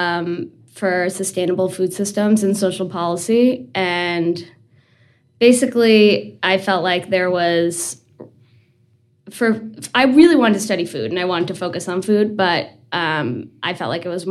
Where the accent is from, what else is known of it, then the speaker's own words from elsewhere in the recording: New Jersey, United States; moved away as an adult; also born or lived in Colorado / Vermont; now in Burlington, United States; I'm originally from New Jersey